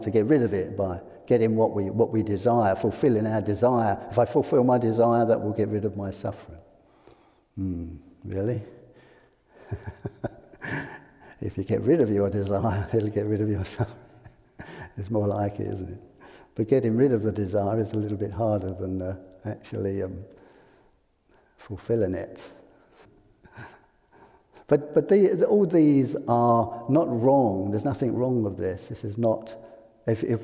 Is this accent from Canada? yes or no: no; England, United Kingdom; I'm English